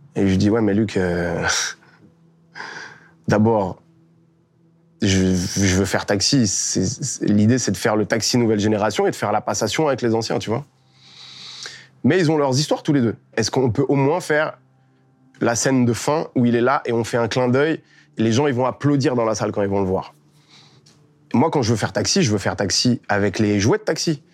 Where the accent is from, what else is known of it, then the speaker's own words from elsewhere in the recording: Melun, Île-de-France, France; Donc je deviens dresseur de chiens. chez moi, à Melun